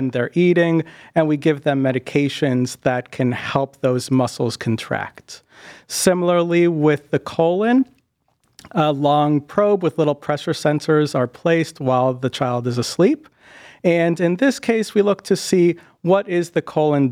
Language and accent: English; Boston, Massachusetts, United States; moved away as an adult; also born or lived in Westchester / New Haven; now in Cleveland, United States; I'm originally from the Boston area, grew up there and spent most of my time there